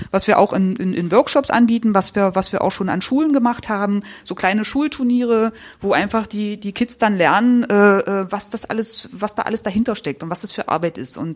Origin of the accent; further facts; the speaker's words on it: Saxony-Anhalt, Germany; Also ich bin im Ghetto aufgewachsen, im Neustädter Feld.